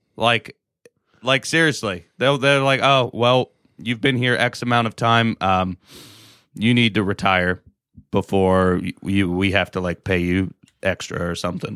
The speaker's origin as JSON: {"language": "English", "region": "Alaska", "country": "United States", "said": "I'm from Alaska"}